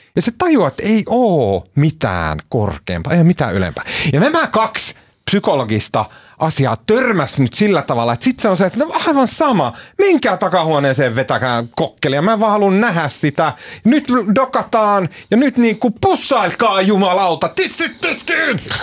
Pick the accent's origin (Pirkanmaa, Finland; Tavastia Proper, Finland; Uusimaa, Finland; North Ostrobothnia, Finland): North Ostrobothnia, Finland; Oulu; mä oon oululainen pottunokka